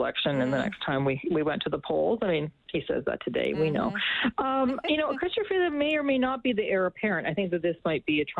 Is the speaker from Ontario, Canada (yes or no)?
no; Alberta, Canada; moved away; I grew up in Alberta in the 1980s